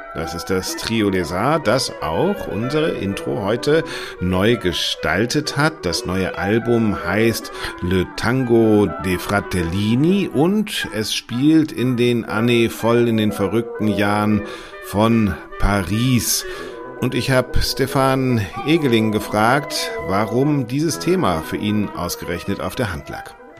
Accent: Bremen, Germany; Ich bin aufgewachsen in Bremen

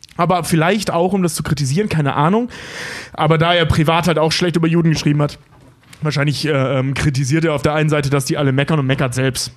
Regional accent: North Rhine-Westphalia, Germany; now in Hamburg, Germany; ich komme ja aus NRW

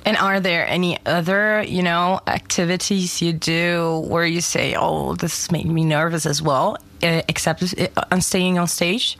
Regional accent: Germany; English is a second language; I'm born and raised in Germany

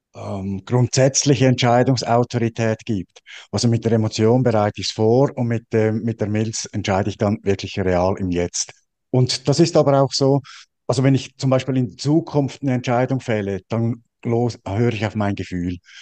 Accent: Switzerland; Ich bin Schweizer

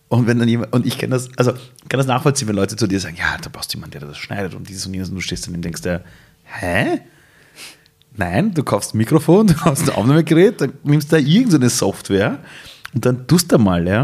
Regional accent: Iran; German is a second language; now in Austria; ich bin Ausländer, ich bin Perser, ich komme aus dem Iran

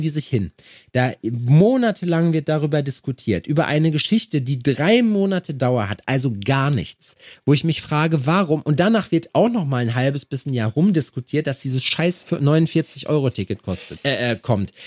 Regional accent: Schalksmühle, North Rhine-Westphalia, Germany; moved away; da wo ich herkomme, aus Schalksmühle

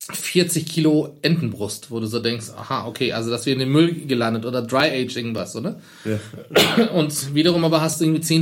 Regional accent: Turkey; now in Germany; ich bin halt in der Türkei aufgewachsen, auch mein Bruder.

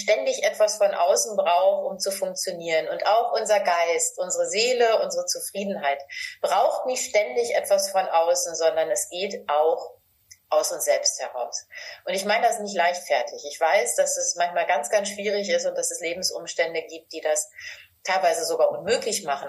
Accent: Northern Germany, Germany; Ich komme aus Norddeutschland

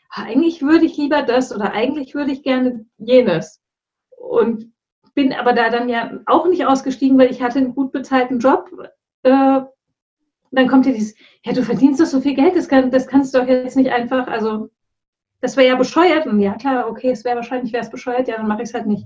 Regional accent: Hesse, Germany; moved away; Und ich bin da ja auch noch umgezogen. Ich komme ja eigentlich auch aus dem Rhein-Main-Gebiet.

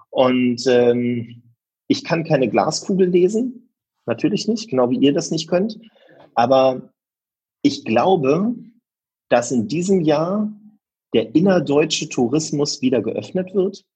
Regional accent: Berlin, Germany; ich komme aus Berlin, für mich ist das mein Naherholungsgebiet

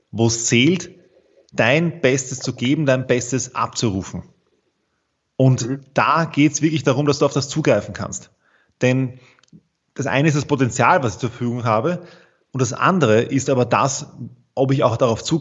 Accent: Vienna, Austria; ich bin aus Wien, so wie du.

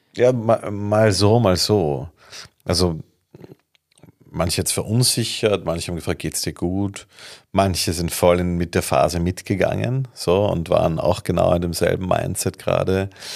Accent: Vienna, Austria; Ich komme aus Wien

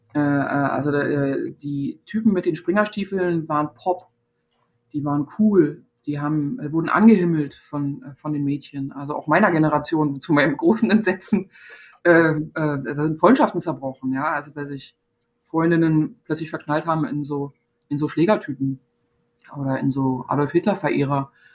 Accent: Zehdenick, Brandenburg, Germany; moved away; in meiner Heimatstadt Zielenik

